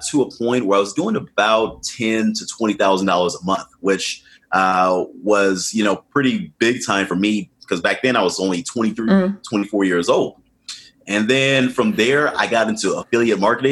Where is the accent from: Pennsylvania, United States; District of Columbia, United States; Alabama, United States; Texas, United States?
District of Columbia, United States; Washington; I was born to Ghanaian immigrants and they immigrated here in the late 70s. And I was born in Washington, D.C. in the U.S.